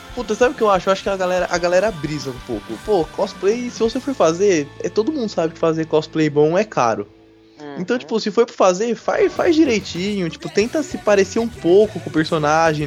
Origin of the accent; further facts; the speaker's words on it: São Paulo, Brazil; nós somos de São Paulo